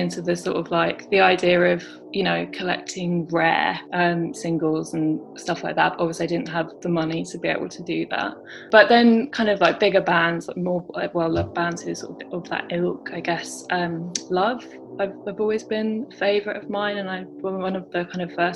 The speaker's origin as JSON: {"language": "English", "town": "Brighton", "region": "South East England", "country": "United Kingdom", "tie": "born or raised there", "also_born_or_lived": "London", "said": "I grew up in London and then moved down to Brighton to the coast when I was 11 and sort of was a teenager here, went to school here."}